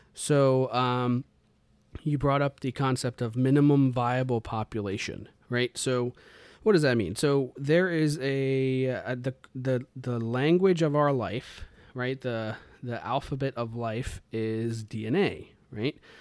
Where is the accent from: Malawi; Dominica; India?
India; I'm Indian, right? I was raised in a, a, you know, a particular way